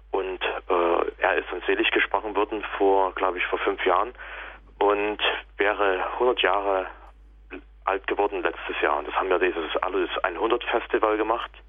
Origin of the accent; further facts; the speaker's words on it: Pirna, Saxony, Germany; moved away; in meiner Heimatstadt in Pirna